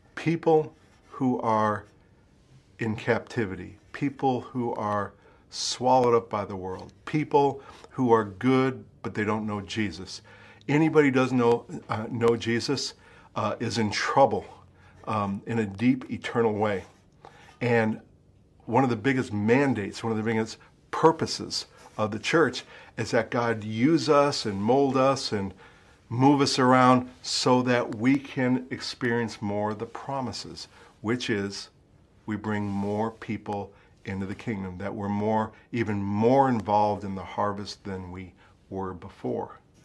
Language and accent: English; United States; now in Ashford, United Kingdom; I'm an American